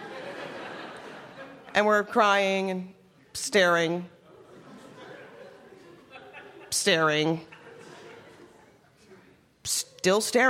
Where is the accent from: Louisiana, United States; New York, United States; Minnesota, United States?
Minnesota, United States; I grew up in Minnesota